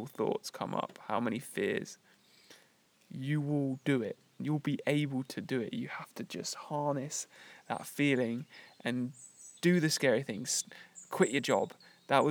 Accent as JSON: {"language": "English", "country": "United Kingdom", "tie": "born or raised there", "moved": "as an adult", "said": "my identity as British, like, is just that now. It's just where I was brought up and where I lived for the first 28 years of my life"}